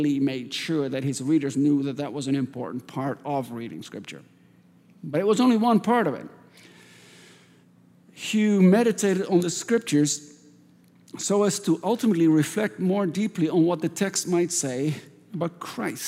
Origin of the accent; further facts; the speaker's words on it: Netherlands; moved away; I grew up in Holland